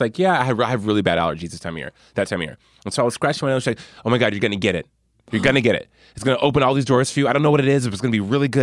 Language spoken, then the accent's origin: English; Albuquerque, New Mexico, United States; my hometown of Albuquerque